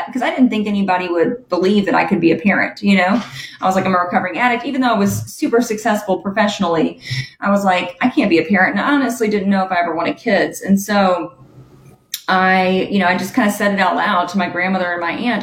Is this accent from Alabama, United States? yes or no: yes; Huntsville, Alabama, United States; I grew up in Huntsville, Alabama